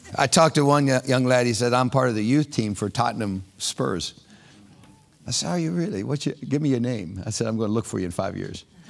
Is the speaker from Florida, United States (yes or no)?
yes; Orlando, Florida, United States; a guy from Orlando, Florida